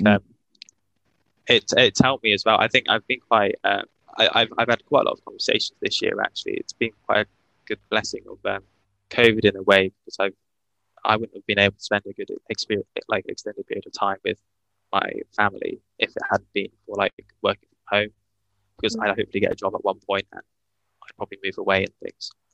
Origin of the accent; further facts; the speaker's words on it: Worcester, West Midlands, United Kingdom; also born or lived in Bath; I'm from Worcester.